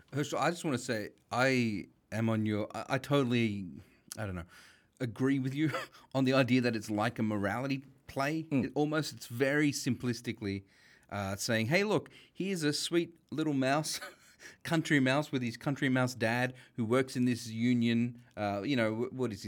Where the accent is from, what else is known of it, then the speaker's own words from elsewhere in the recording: Sydney, New South Wales, Australia; we grew up in Western Sydney